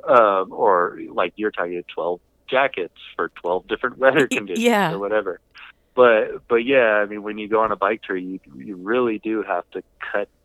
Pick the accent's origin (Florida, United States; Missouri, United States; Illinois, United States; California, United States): California, United States; Southern; I'm from Southern California